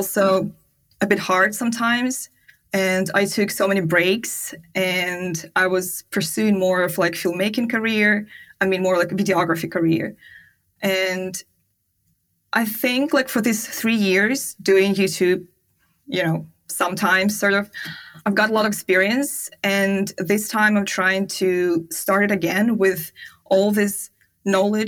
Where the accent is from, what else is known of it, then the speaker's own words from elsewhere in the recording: Siberia, Russia; English is a second language; moved away as an adult; also born or lived in China / Bali / Turkey; I am from Siberia